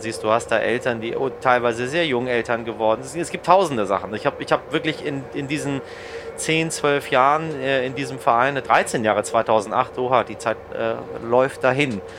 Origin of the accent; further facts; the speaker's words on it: Germany; hier bei uns in Deutschland